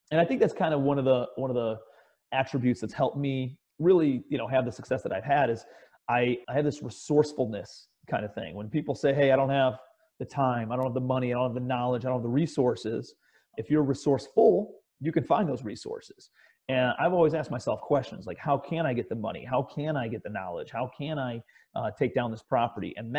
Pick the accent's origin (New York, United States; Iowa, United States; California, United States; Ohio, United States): Ohio, United States; Cleveland; I'm a kid from Cleveland, Ohio, raised in the suburbs.